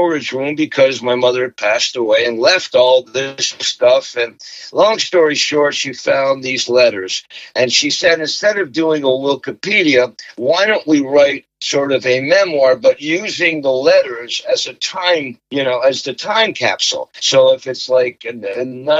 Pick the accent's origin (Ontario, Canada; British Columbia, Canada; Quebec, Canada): Quebec, Canada; Montreal; a kid growing up in Montreal with triplet brothers, a sister, a big family